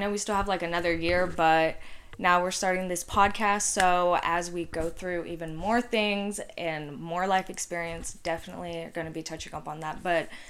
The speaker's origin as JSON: {"language": "English", "area": "Athens", "region": "Georgia", "country": "United States", "tie": "born or raised there", "also_born_or_lived": "Gwinnett County, Georgia", "said": "And I'm from, like, I always just say, like, Athens, but it's, like, a small town outside Athens. Anyway, I also grew up in Gwinnett, though."}